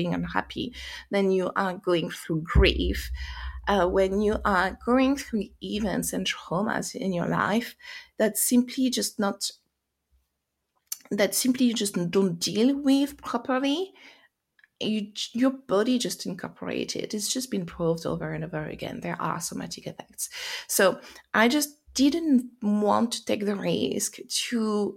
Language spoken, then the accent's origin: English; France; accent: French; English is a second language; moved away as an adult; also born or lived in United States; now in England, United Kingdom; you hear by my accent, probably I am French, but I live in UK, I live in England, and I had lived in US as well.